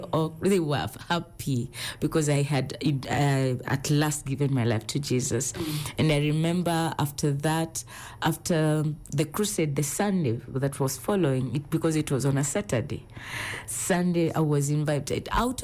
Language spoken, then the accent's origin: English; Thika, Kiambu County, Kenya; I was born and brought up in Thika.